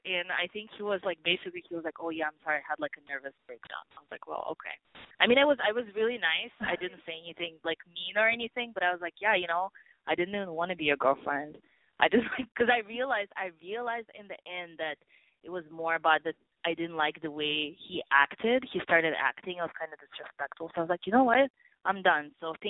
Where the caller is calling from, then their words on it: New York, United States; I'm a Libra, actually. I just turned 24, and I'm calling from New York.